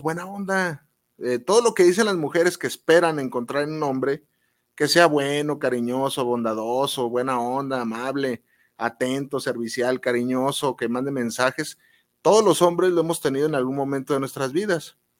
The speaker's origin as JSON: {"language": "Spanish", "town": "Guadalajara", "region": "Jalisco", "country": "Mexico", "said": "aquí en Guadalajara, los que somos de Guadalajara"}